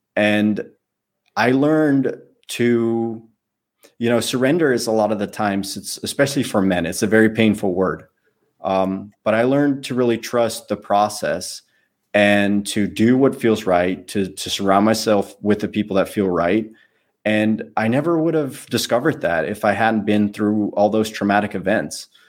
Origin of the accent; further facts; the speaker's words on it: Netherlands; moved away as an adult; I lived in the Netherlands